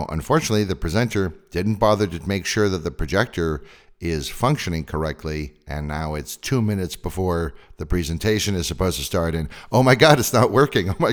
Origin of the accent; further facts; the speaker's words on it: California, United States; I'm from California And we Californians